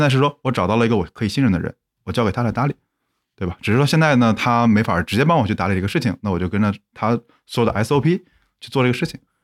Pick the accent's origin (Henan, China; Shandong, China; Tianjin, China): Henan, China; Zhengzhou; moved away; 我可能回到我老家郑州